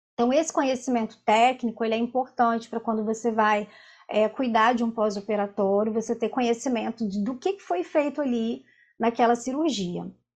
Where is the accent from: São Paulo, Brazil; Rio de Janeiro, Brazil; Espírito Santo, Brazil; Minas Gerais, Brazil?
Espírito Santo, Brazil; Vila Velha; eu sou de Vila Velha, do Espírito Santo